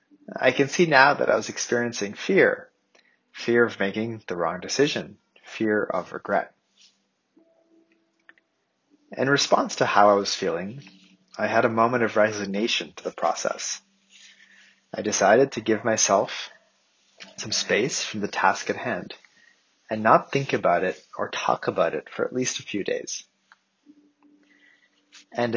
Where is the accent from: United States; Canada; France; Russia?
Canada; I grew up in Canada